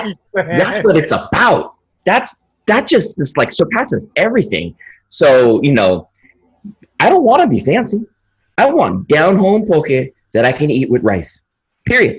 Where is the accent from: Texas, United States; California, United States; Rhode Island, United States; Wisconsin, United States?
California, United States; the Bay Area; now in Hawaii, United States; I'm from the Bay